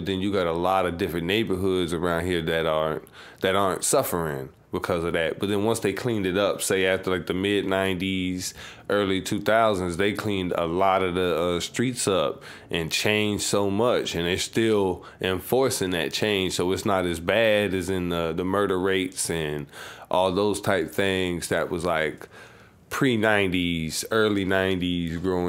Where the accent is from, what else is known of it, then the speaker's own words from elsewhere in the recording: Savannah, Georgia, United States; You know, I was stuck on the South Side mainly. I didn't get to move around like that.